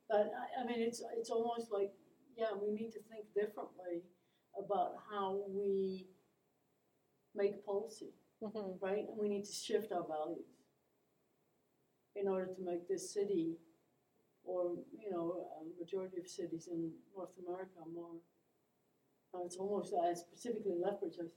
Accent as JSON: {"language": "English", "country": "Netherlands", "tie": "born or raised there", "moved": "as an adult", "lives_now": "Lethbridge, Canada", "said": "I born and raised in Holland. Yeah. Um, and didn't come to Canada until later in my life."}